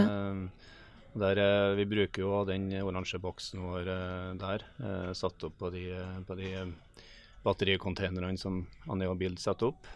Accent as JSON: {"language": "Norwegian", "town": "Melhus", "region": "Trøndelag", "country": "Norway", "said": "Melhusbygg utenfor eh, Trondheim"}